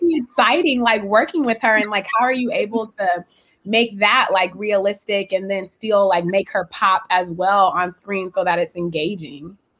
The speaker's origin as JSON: {"language": "English", "region": "West Coast", "country": "United States", "said": "I'm from the West Coast"}